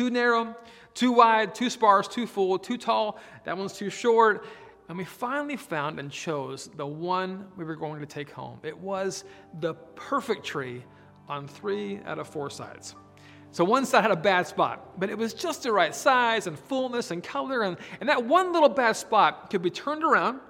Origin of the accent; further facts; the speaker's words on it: Oregon, United States; moved away; I grew up in Oregon, way out in the Pacific Northwest